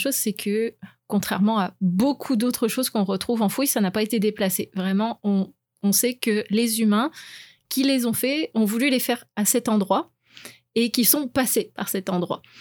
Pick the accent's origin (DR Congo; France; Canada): France; moved away; je suis française, donc j'ai fait mon lycée en sciences